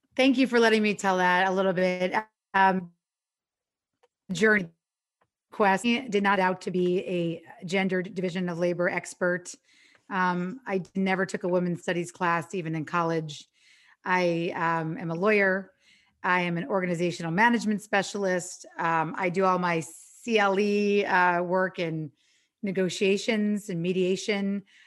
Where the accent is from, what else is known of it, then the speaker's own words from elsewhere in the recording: New York, United States; now in Los Angeles, United States; I'm from New York, but I live in L